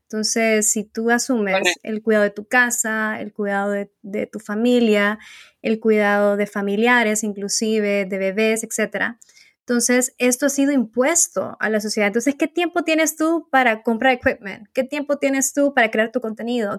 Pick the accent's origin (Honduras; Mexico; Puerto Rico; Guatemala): Honduras; soy de Honduras